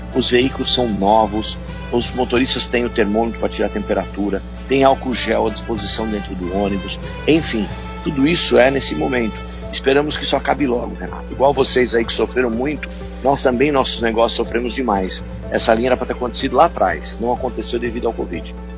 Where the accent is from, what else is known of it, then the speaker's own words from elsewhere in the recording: Botucatu, São Paulo, Brazil; Nós temos Botucatu, que é a minha terra, aqui onde eu moro há 50 anos